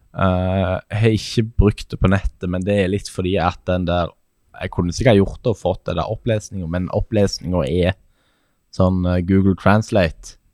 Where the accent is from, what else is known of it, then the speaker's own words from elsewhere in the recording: Sandnes, Rogaland, Norway; moved away as an adult; now in Hamar, Norway; Jeg er født og oppvokst